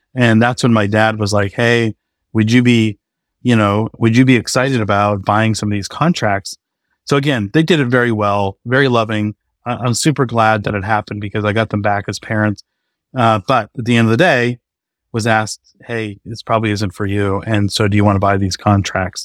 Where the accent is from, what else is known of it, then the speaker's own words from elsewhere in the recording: north of Boston, New England, Massachusetts, United States; also born or lived in Maine; now in Austin, United States; I grew up in New England, um, just north of Boston, uh, about forty minutes north of the city